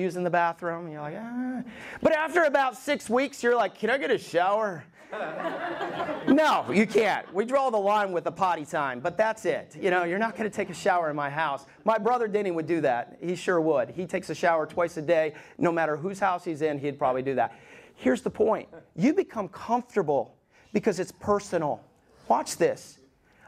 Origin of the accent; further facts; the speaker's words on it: Alabama, United States; moved away; I grew up in Alabama